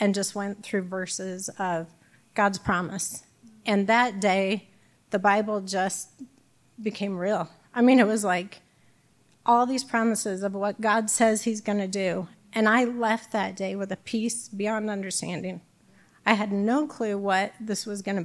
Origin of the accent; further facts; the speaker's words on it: Bloomington, Illinois, United States; now in Peoria, United States; I'm from Bloomington, so my family was closer